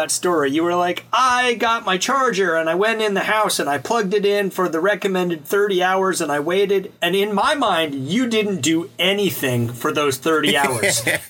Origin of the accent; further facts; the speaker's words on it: Mobile, Alabama, United States; growing up in Alabama.